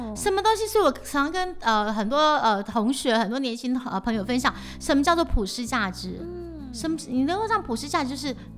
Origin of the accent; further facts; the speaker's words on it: Taiwan; 我们台湾这边